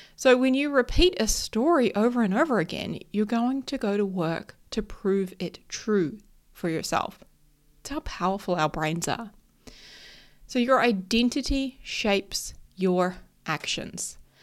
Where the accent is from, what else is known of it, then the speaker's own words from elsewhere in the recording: New Zealand; I am a Kiwi. So if anyone who doesn't know, that just means a New Zealander. We call ourselves Kiwis